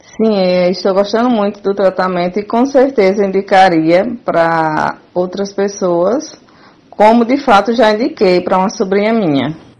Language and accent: Portuguese; Paulo Afonso, Bahia, Brazil; moved away as an adult; now in Aracaju, Brazil; Sou baiana de Paulo Afonso, cidade do interior, e vim morar em Aracaju